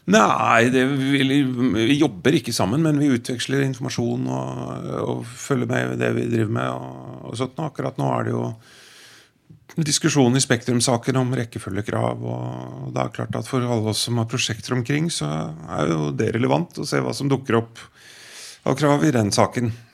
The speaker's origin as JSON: {"language": "Norwegian", "town": "Bærum", "region": "Akershus", "country": "Norway", "tie": "born or raised there", "said": "født og oppvokst i Bærum av foreldre som kommer fra Vestlandet."}